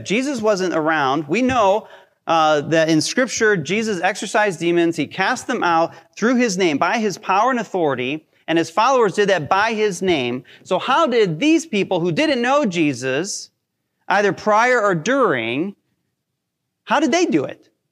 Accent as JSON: {"language": "English", "town": "Hinckley", "region": "Ohio", "country": "United States", "tie": "born or raised there", "said": "I grew up in Hinckley"}